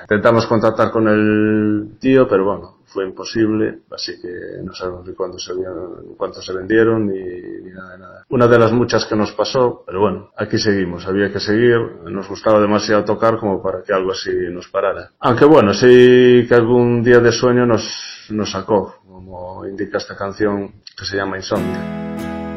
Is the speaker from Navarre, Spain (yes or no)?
no; Galicia, Spain; somos gallegos, eh, nuestros antepasados son celtas